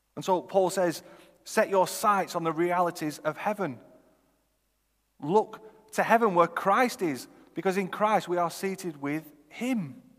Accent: Chorley, North West England, United Kingdom; also born or lived in Oxford; I'm from Chorley

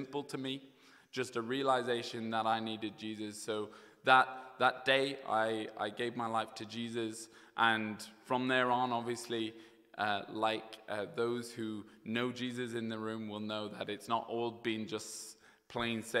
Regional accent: County Kilkenny, Ireland; moved away as an adult; also born or lived in United Kingdom; now in Dublin, Ireland; I had the privilege of growing up in the best county in Ireland, Kilkenny. So I grew up there until I left and studied over in the UK.

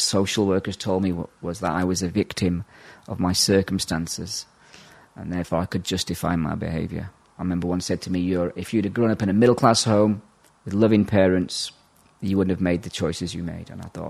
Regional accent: England, United Kingdom; also born or lived in Ireland; I'm actually Irish by birth, but was shipped over to England in the late 70s and put in a big kids' home out there. So I had a wild upbringing, living on the streets.

